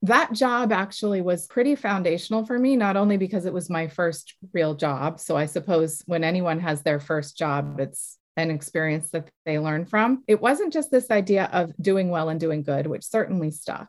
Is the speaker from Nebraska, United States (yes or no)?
no; south of Boston, Massachusetts, United States; I grew up south of Boston. I'm from Massachusetts